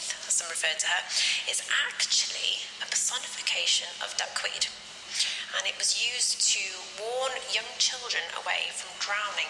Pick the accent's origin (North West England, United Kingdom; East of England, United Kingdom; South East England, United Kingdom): North West England, United Kingdom; Crosby; I was born in 1992 and I come from Crosby.